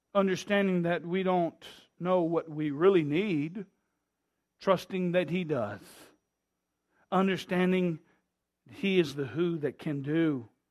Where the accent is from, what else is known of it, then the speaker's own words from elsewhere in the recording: United States; We Americans